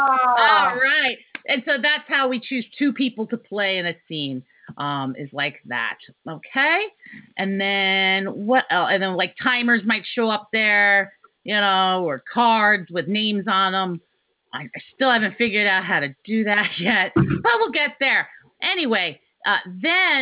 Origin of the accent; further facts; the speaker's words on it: Richmond, Virginia, United States; I am from Richmond, Virginia